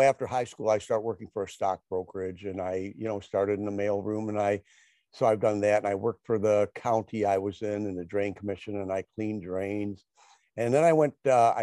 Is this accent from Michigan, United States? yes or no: yes; Detroit, Michigan, United States; which is just outside of Detroit, a suburb of Detroit. And so I grew up in Michigan, and I've been here my entire life.